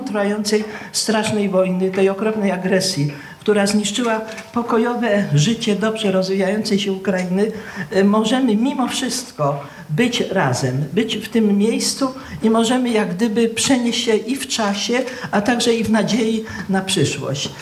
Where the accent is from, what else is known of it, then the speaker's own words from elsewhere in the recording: Poznań, Greater Poland, Poland; pochodzę z Poznania